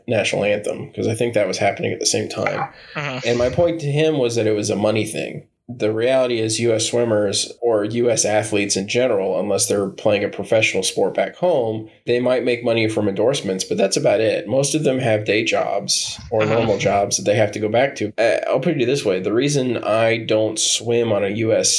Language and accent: English; Florida, United States; I grew up in Florida